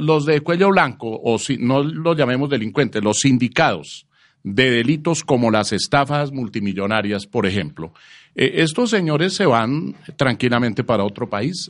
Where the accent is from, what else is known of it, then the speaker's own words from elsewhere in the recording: Colombia; estamos afrontando los colombianos